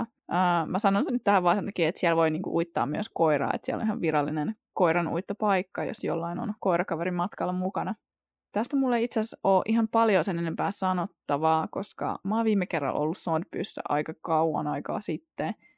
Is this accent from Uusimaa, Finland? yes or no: yes; Porvoo, Uusimaa, Finland; Mä oon itse kotoisin Porvoosta ja mä oon asunut siellä yli 20 vuotta